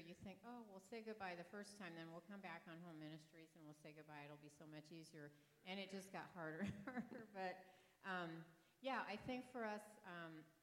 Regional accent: France; moved away; also born or lived in Dayton, Ohio; I was raised in France.

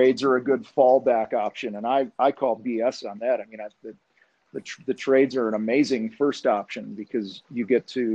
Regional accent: outside of Chicago, Illinois, United States; I grew up outside of Chicago

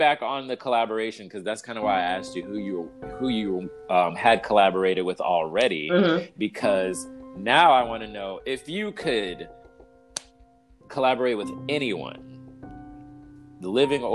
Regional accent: Los Angeles, California, United States; I grew up in South Central Los Angeles when gang warfare was like at an all-time high

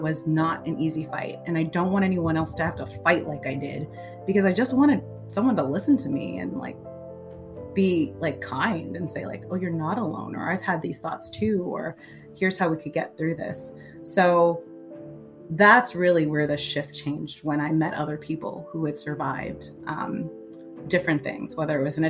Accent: New York City, New York, United States; now in Oakland, United States; I'm originally from Brooklyn, New York

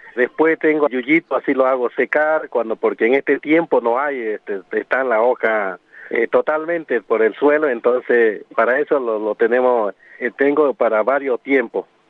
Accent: Guaraní people of Salta, Argentina; first language Guarani; Spanish is a second language

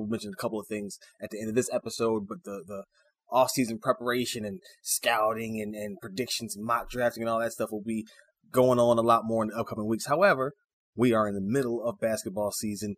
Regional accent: Chicago, Illinois, United States; my hometown Chicago

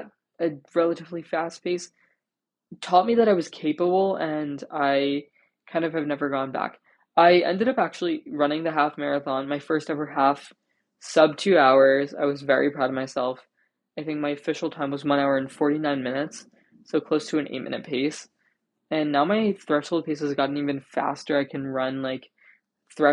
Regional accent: New Jersey, United States; when I go home, which, like, I'm from New Jersey, when I go back to Jersey

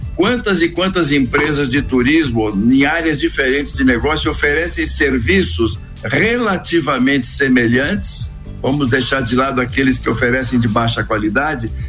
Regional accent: São Paulo, Brazil; also born or lived in Minas Gerais; eu sou meio, meio paulista, portanto, muito provinciano

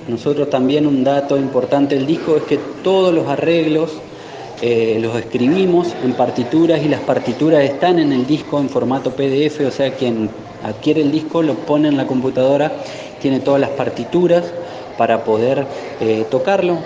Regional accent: Gualeguay, Entre Ríos, Argentina; nosotros somos de Gualeguay

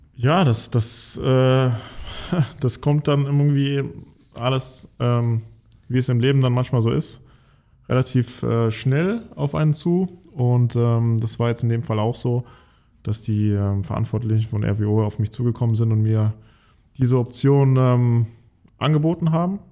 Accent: near Giessen, Hesse, Germany; moved away; Ich, ich komme aus der Nähe von Gießen in einem kleinen Dorf und äh, habe wirklich mit fünf, sechs Jahren schon angefangen, Fußball zu spielen mit Freunden auf einem Bolzplatz direkt hinter unserer Wohnung

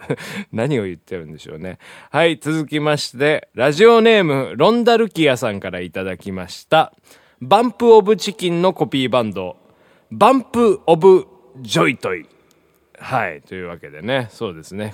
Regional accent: Hiroshima, Japan; 僕のあの、地元の広島

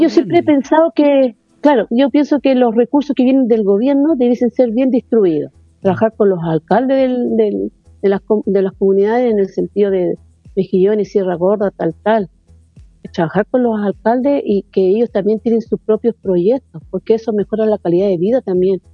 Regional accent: Tocopilla, Antofagasta, Chile; now in Antofagasta, Chile; no soy antofagastina, pero sí soy tocopillana. Llevo 27 que estoy aquí en Antofagasta

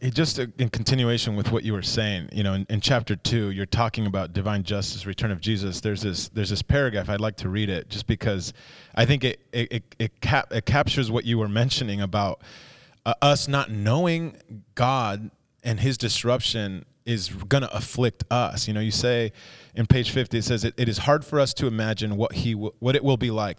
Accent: United States; our experience as an, as an American

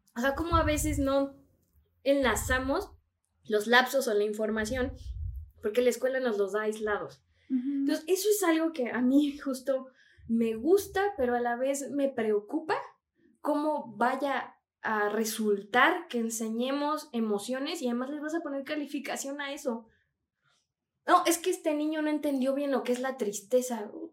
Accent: Mexico; como sociedad mexicana

